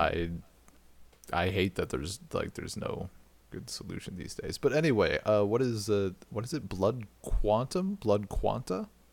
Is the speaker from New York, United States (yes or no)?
no; Wisconsin, United States; from Wisconsin